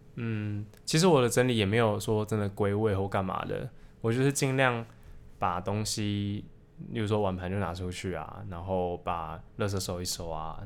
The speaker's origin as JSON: {"language": "Chinese", "region": "Taipei", "country": "Taiwan", "tie": "born or raised there", "moved": "as an adult", "lives_now": "Taichung, Taiwan", "said": "我大概每一年都会回，回我老家太台北"}